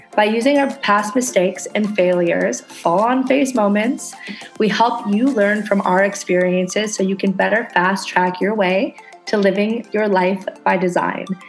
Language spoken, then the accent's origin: English; Canada; moved away as an adult; now in Indonesia